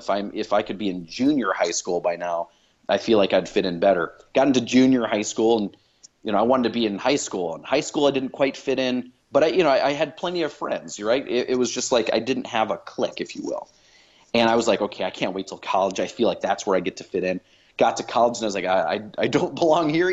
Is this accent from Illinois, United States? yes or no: yes; Chicago, Illinois, United States; I grew up in Chicago.